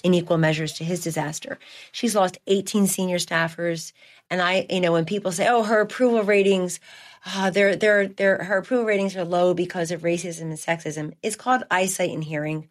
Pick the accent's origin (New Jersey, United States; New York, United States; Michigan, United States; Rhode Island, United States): New Jersey, United States; The Democratic Party I grew up in in South Jersey, I grew up very modestly